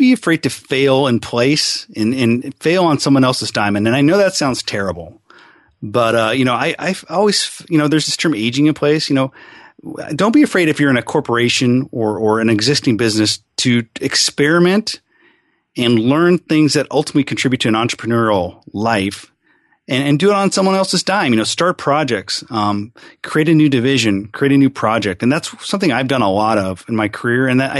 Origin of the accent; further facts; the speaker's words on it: Seattle, Washington, United States; also born or lived in California / Arizona; I'm a pretty much lifelong Seattle guy. I mean, I grew up, I was born in California, but I always say wherever you go to high school is where you're from.